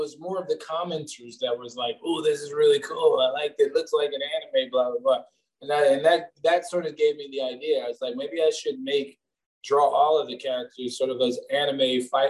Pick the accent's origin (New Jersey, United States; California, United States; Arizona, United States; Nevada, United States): New Jersey, United States; accent: Jersey; also born or lived in New York; it's my Jersey accent. I'm from Jersey.